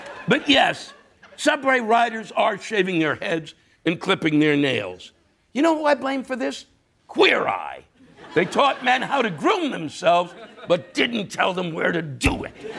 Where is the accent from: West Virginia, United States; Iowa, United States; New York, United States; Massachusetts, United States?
New York, United States; New York City; I'm a New Yorker